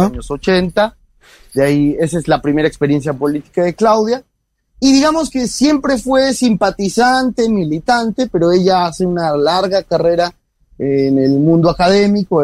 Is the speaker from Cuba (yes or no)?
no; Mexico